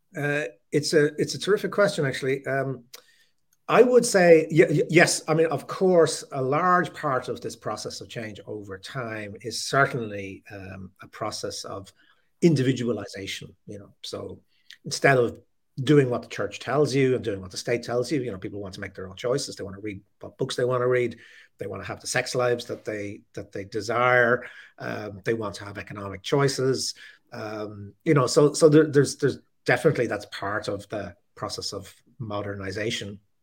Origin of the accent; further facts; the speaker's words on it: Ireland; Catholic nationalist Ireland, uh, which is the, the majority and the culture that I grew up